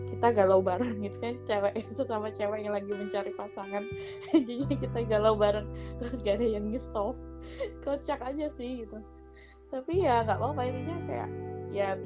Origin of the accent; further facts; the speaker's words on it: Bojonegoro, East Java, Indonesia; mantan gue kan dulu di daerah gue juga di hometown gue di Bojonegoro